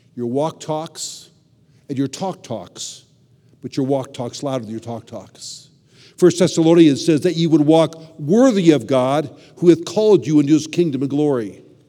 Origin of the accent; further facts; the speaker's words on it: Southern California, United States; also born or lived in Chicago; I grew up in Southern California